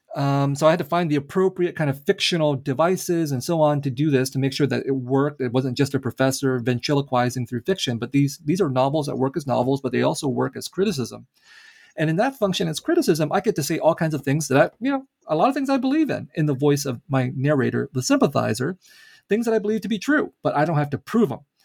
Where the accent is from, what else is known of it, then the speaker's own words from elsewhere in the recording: San Jose, California, United States; also born or lived in Vietnam; grew up in a Vietnamese refugee community in San Jose, California